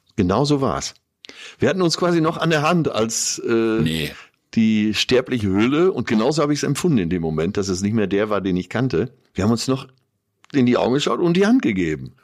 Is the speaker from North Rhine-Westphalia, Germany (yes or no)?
yes; Münsterland, North Rhine-Westphalia, Germany; als typischer Münsterländer